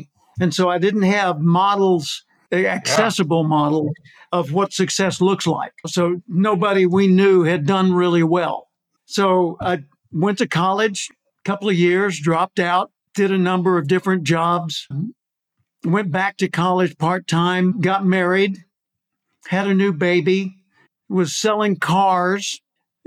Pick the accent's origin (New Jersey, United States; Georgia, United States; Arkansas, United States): Arkansas, United States; Little Rock; also born or lived in California; now in Austin, United States; I grew up in Little Rock, Arkansas